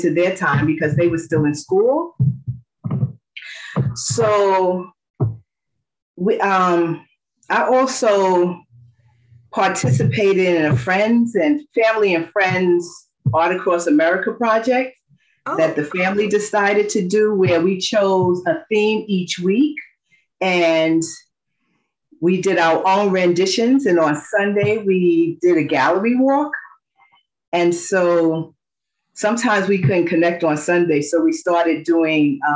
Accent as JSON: {"language": "English", "town": "New York City", "region": "New York", "country": "United States", "also_born_or_lived": "Queens, New York / California", "said": "I'm from Brooklyn, New York, and I'm presently residing in Queens, Corona, Queens"}